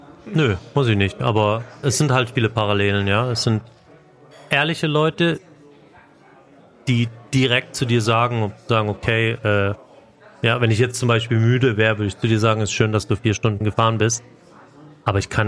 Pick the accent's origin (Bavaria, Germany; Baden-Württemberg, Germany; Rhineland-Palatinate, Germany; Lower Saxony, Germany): Bavaria, Germany; Und als Bayer hatte ich da 0,0 Probleme.